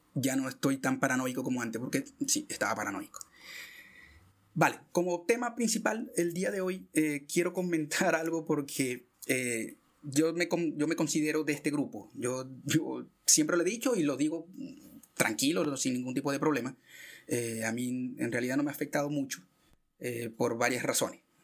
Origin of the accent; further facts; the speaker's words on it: Venezuela; moved away; yo que soy venezolano